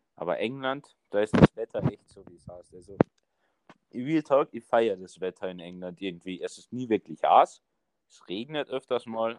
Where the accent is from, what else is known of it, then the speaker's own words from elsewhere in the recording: Carinthia, Austria; accent: Carinthian; zum Glück sind wir Kärntner ja, haben, haben ja nicht so einen heftigen Dialekt